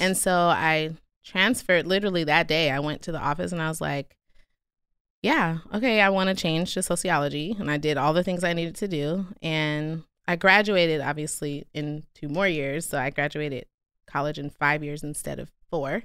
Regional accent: Stockton, California, United States; also born or lived in Durham, North Carolina; I grew up in North Stockton

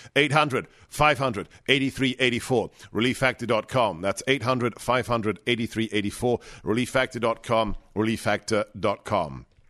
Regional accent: England, United Kingdom; moved away; I grew up in England

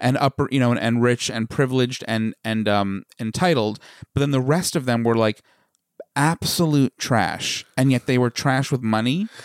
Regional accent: Smithtown, New York, United States; accent: Long Island; the little hamlet in Smithtown that we grew up

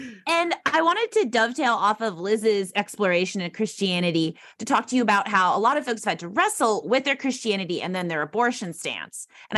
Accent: Janesville, Wisconsin, United States; I went to a Lutheran grade school in Janesville, Wisconsin. Not Paul Ryan went to the Catholic grade school down the street from me. So not at the same time. I'm younger than Paul Ryan.

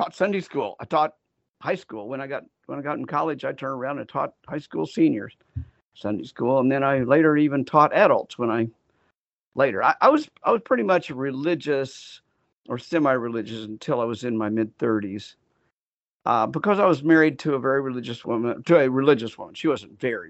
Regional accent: Wichita, Kansas, United States; I grew up in Wichita, Kansas, which is in the very center of the continental United States

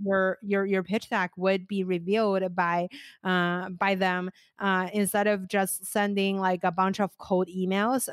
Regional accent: China; moved away; also born or lived in United States; I was originally from China

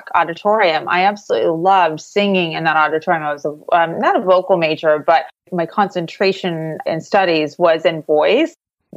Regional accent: Illinois, United States; moved away as an adult; now in Southwest Florida, United States; I'm actually originally from Illinois

